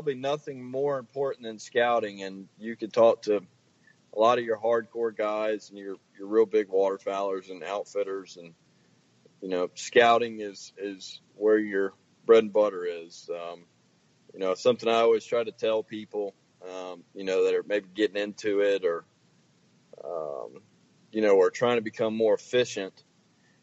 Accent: Virginia, United States; moved away as an adult; also born or lived in Illinois; now in Kansas, United States; I'm originally from Virginia

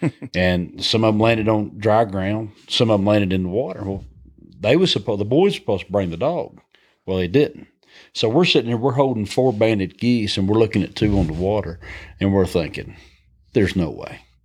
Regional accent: High Point, Georgia, United States; accent: Southern twang; we, we grew up in North Georgia, Northwest Georgia, a little community called High Point, Georgia. And, um, That's where I, I was raised

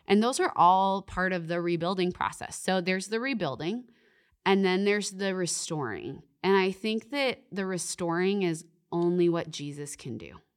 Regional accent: Canada; I'm Canadian.

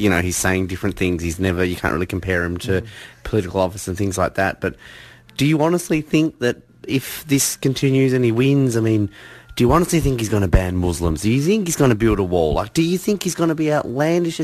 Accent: Australia; even myself personally as an Australian

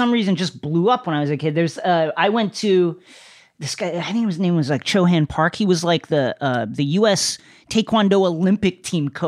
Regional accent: Philippines; like I I'm Filipino and so I didn't even have the, the the benefit of being like a famous Asian nationality.

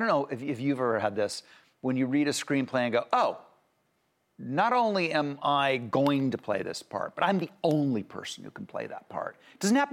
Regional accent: Ohio, United States; I'm from Ohio

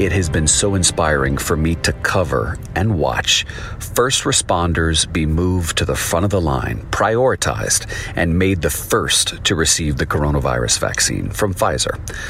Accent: Lafayette, Louisiana, United States; my hometown of Lafayette, Louisiana.

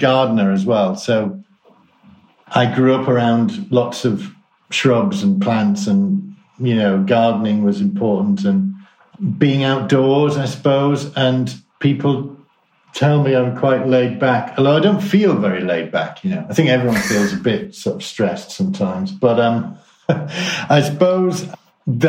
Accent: Croft-on-Tees, North East England, United Kingdom; also born or lived in Richmond, North Yorkshire; I was brought up in Yorkshire, a place called Croft-on-Tees, which actually is Durham, but it's right on the border. And then I went to school in Richmond in North Yorkshire.

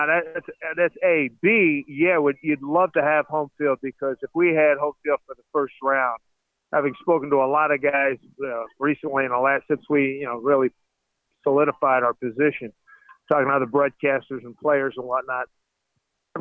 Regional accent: Philadelphia, Pennsylvania, United States; I was born and raised in Philly

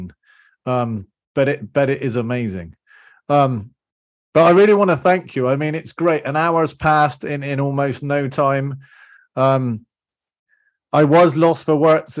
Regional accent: Bristol, South West England, United Kingdom; moved away; That's my hometown. Okay, so I spent 20 years, I was born in Bristol.

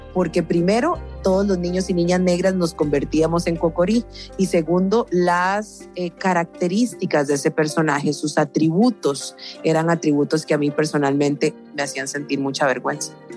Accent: San José, Costa Rica; Yo nací en San José de Costa Rica en 1984

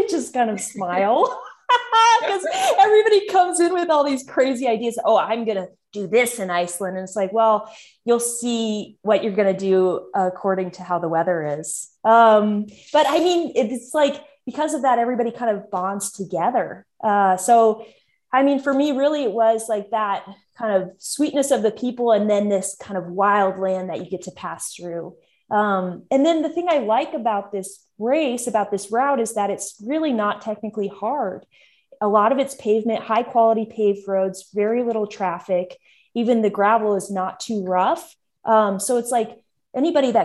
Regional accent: Alaska, United States; I'm from Alaska, also a northern place.

